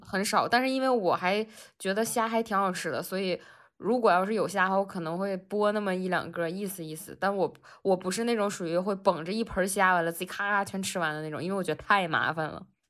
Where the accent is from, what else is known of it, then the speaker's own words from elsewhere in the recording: Northeast China, China; 咱们东北人吃锅包肉或者吃那种豆角儿